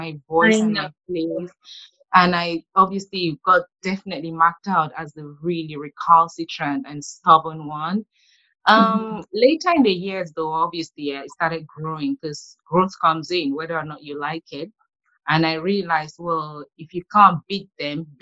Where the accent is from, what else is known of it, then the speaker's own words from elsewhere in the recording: Yaoundé, Centre, Cameroon; Being born and raised in Yaoundé, the capital city